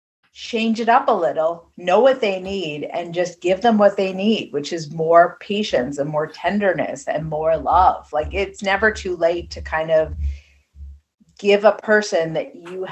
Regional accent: East Coast, United States; I'm from the East Coast

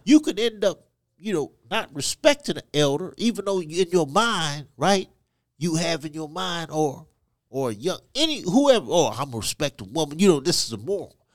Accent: Côte d’Ivoire; born in Ivory Coast, West Africa, to parents who were missionaries

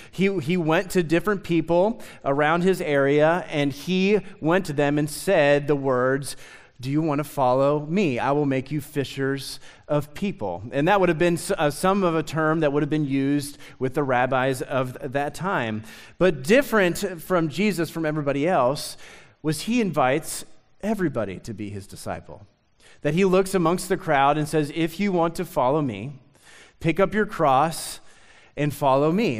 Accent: Lexington, Kentucky, United States; also born or lived in Nicholasville, Kentucky; I grew up in Lexington

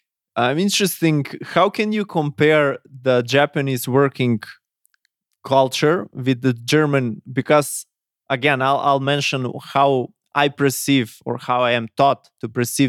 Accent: North Macedonia; I'm from Macedonia, Europe.

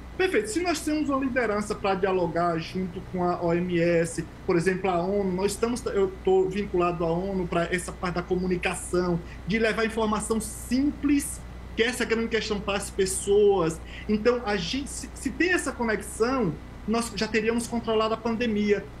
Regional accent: Tucano, Bahia, Brazil; moved away as an adult; also born or lived in Euclides da Cunha, Bahia / Switzerland; now in São Paulo, Brazil; eu nasci lá em Criguei. A gente cresce é, vendendo frutas, é, trabalhando na roça, vendendo geladinho, indo para feira pública

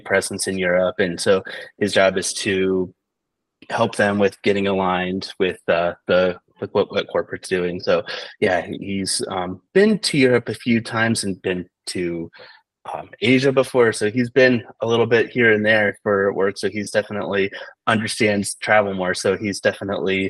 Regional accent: Canton, Ohio, United States; moved away as an adult; also born or lived in Akron, Ohio / Georgia; now in Milan, Italy; We both grew up in Ohio.

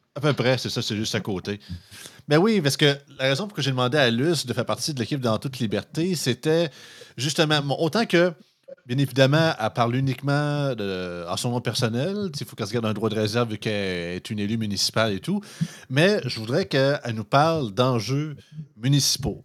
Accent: Montmagny, Quebec, Canada; je viens de Montmagny. Montmagny, c'est 12 000 habitants.

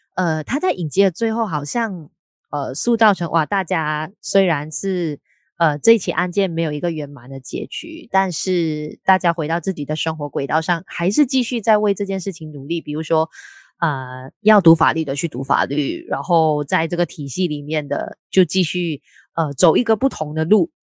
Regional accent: Malaysia; 我们两位都是来自马来西亚的朋友

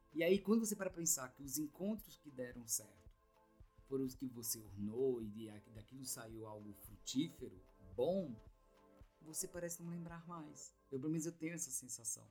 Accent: Ceará, Brazil; now in São Paulo, Brazil; eu vim do Ceará, tô há 16 anos em São Paulo

